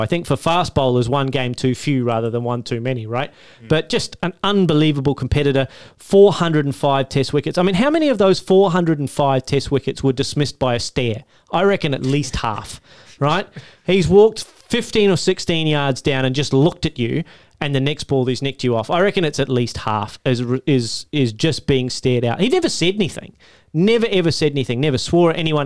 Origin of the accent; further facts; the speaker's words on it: Australia; As an Australian